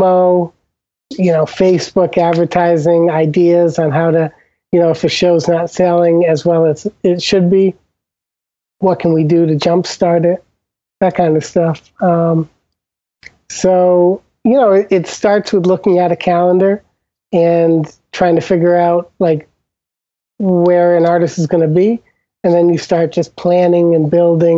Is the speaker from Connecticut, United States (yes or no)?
yes; Old Lyme, Connecticut, United States; moved away; I'm from Old Lyme, Connecticut, originally, and the town is known